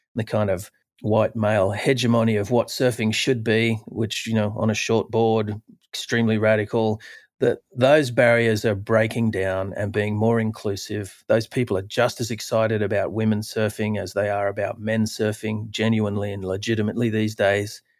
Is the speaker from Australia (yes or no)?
yes; Australia; when I was a youth growing up in Australia